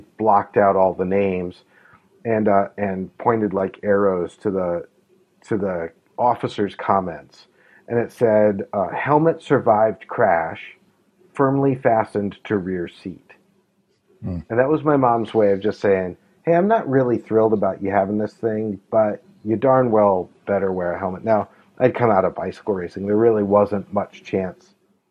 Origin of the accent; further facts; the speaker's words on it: La Crosse, Wisconsin, United States; also born or lived in Utah; now in Minnesota, United States; I grew up in La Crosse, Wisconsin, near Milwaukee